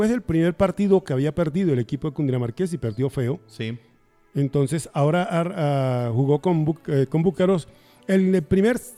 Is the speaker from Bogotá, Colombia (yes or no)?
yes; Bogotá, Colombia; Yo soy bogotano.